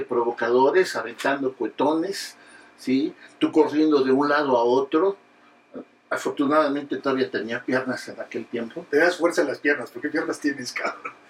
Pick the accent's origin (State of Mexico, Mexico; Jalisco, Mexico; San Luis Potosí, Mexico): State of Mexico, Mexico; Naucalpan; now in Mexico City, Mexico; Los que vivimos en el distrito, bueno, en la Ciudad de México, y hemos vivido buena parte de nuestra historia personal en el Estado de México, porque somos de Acatlán